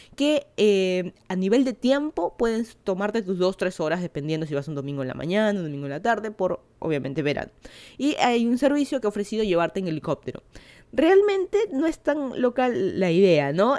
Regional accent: Lima, Peru; moved away as an adult; now in Miami, United States; yo soy de Lima, Perú, ya hace, creo ya van a ser dos años de que me mudé a Miami, Florida

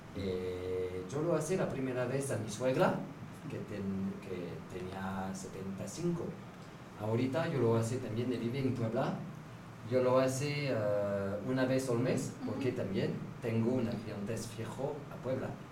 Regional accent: France; Spanish is a second language; moved away; also born or lived in Mexico; Soy de Francia. Soy de Francia.

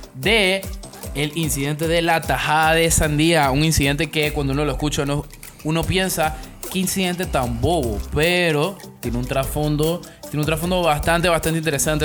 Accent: Panama; me soy de Panamá

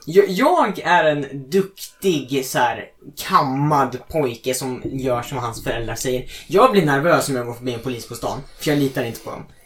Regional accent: Sweden; jag är fett stolt svensk

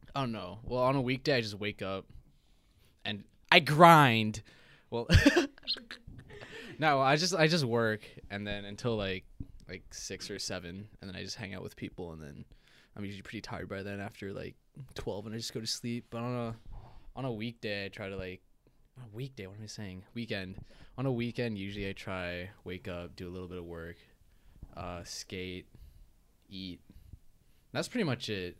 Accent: Hong Kong; moved away; I'm from Hong Kong

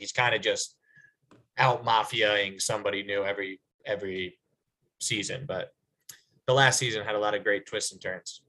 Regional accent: Manhasset, New York, United States; I am from Long Island. It's not fake Long Island, but it's definitely different than the rest of Long Island.

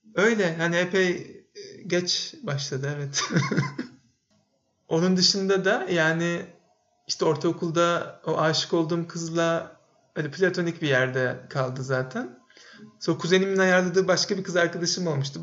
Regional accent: Bursa, Turkey; moved away as an adult; Bursa'da doğdum ben. Lise bitene kadar da orada yaşadım, orada okudum.

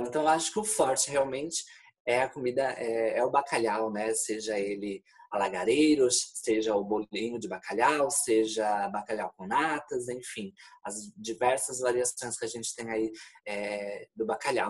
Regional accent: São Paulo, Brazil; moved away as an adult; also born or lived in Florianópolis, Brazil; now in Porto, Portugal; eu sou de Florianópolis, eu sou de São Paulo, na realidade, mas morava em Florianópolis há uns quatro anos antes de vir para cá

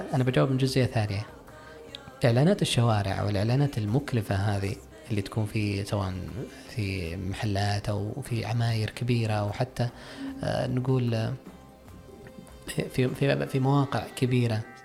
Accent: Saudi Arabia; عندنا في السعوديه

